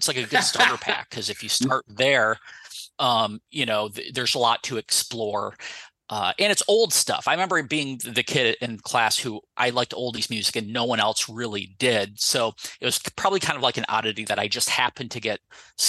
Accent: Perry, Michigan, United States; also born or lived in Ashley, Michigan; I moved to a slightly bigger town after Ashley, but it was still Perry, which is, you know, a very small culturalist town as well.

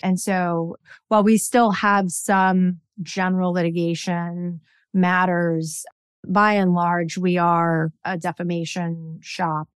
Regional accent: outside of Atlanta, Georgia, United States; I grew up outside of Atlanta, Georgia.

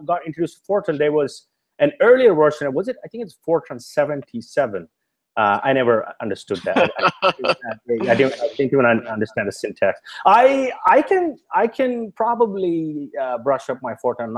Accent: India; moved away as an adult; I grew up in India

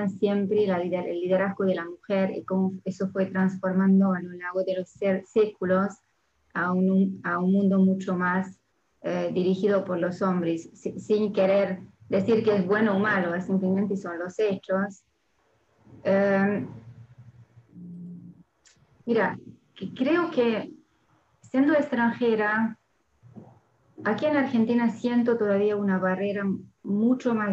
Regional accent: Hungary; Spanish is a second language; now in France; Yo soy húngara y francesa, o sea, originalmente abogada, pero después la vida me llevó a vivir en Francia

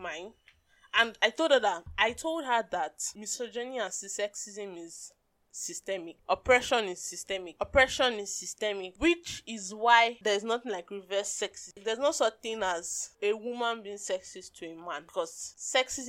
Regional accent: Nigeria; as a Nigerian woman

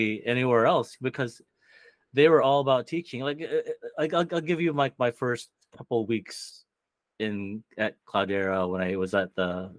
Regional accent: Philippines; There's a lot of Filipinos here too. I know. I think really makes me feel good about being a Filipino.

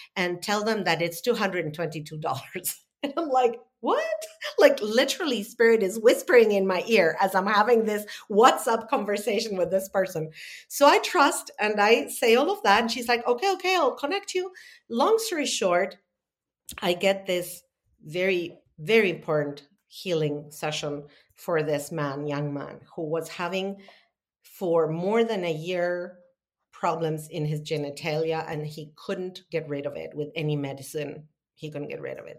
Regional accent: Argentina; moved away as an adult; also born or lived in Italy; now in United States; I'm born and raised in Argentina.

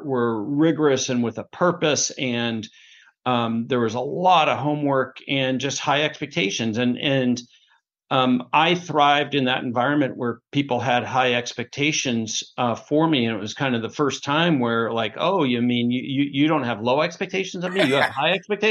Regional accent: Portland, Oregon, United States; now in Bellevue, United States; I grew up in Portland, Oregon as the youngest of four.

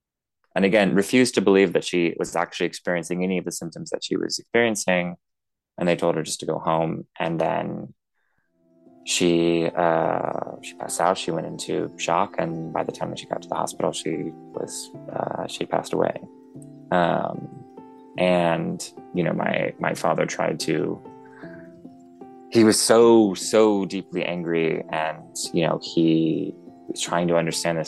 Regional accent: Tairāwhiti, Gisborne, New Zealand; moved away; We ended up actually moving back to my hometown of Te Rāwhiti

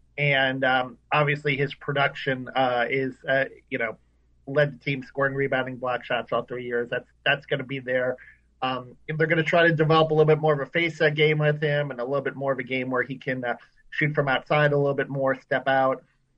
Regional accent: New York City, New York, United States; Yeah, well, I was born in Queens

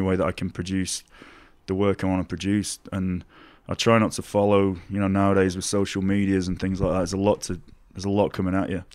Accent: Doncaster, Yorkshire and the Humber, United Kingdom; it's where I'm from. It's, it's the way that I've been brought up

